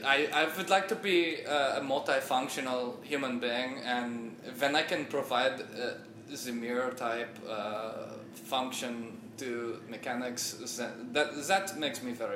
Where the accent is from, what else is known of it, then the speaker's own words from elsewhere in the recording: Edinburgh, Scotland, United Kingdom; Scottish is more of a, you know, I'm from Edinburgh.